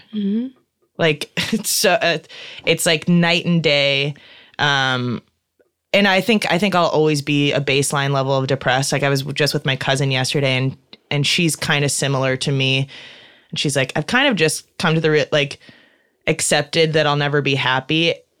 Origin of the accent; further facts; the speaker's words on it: Midwest, United States; and I'm from the Midwest, so I always kind of just go back to people in the Midwest.